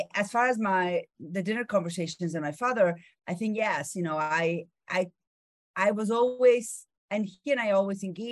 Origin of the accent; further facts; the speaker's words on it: Argentina; English is a second language; moved away; I grew up in Argentina